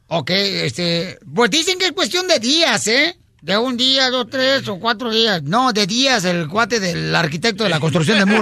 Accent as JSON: {"language": "Spanish", "country": "Mexico", "moved": "yes", "lives_now": "United States", "said": "somos mexicanos"}